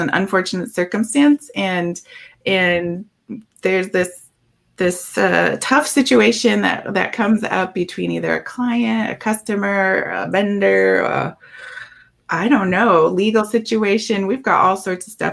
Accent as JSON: {"language": "English", "region": "Minnesota", "country": "United States", "said": "I'm from Minnesota"}